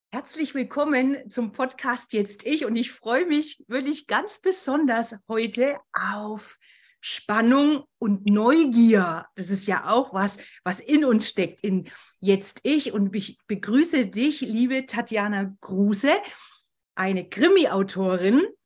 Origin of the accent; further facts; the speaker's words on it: Berchtesgaden, Bavaria, Germany; moved away; das ist ja meine alte Heimat, Berchtesgaden